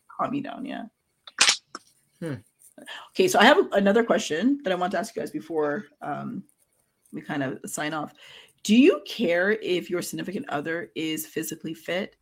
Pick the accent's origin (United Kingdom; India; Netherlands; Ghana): Ghana; my family's from Ghana. Like I'm from Ghana